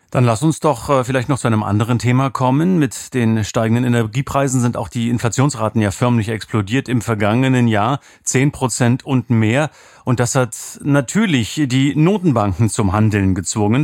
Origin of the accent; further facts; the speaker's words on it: Potsdam, Brandenburg, Germany; als gebürtiger Potsdamer ist das für uns ehemalige DDR-Bürgerinnen und Bürger